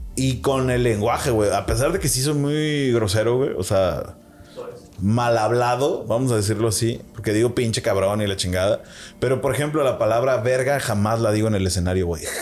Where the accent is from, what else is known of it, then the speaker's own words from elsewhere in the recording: northern Mexico, Mexico; yo como público norteño